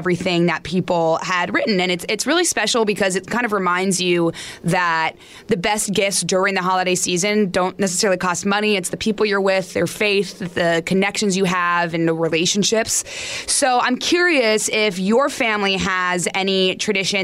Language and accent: English; Arizona, United States; I'm from Arizona